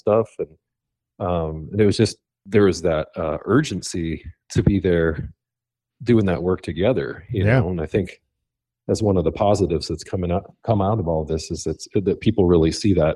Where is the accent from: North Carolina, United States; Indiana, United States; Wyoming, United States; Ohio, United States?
Wyoming, United States; Laramie; I grew up in Laramie, Wyoming